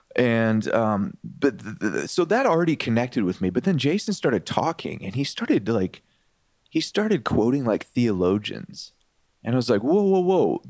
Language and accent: English; Detroit, Michigan, United States; I grew up in the Detroit area